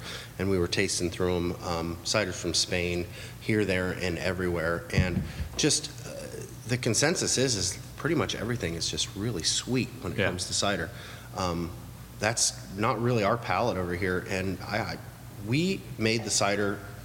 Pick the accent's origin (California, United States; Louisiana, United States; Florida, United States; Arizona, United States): Florida, United States; Orlando; born or raised there; also born or lived in Stuart, Florida